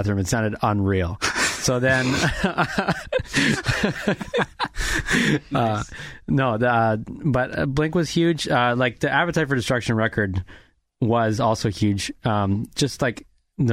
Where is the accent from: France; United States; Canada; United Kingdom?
Canada; Regina, Saskatchewan; I'm from Regina, Saskatchewan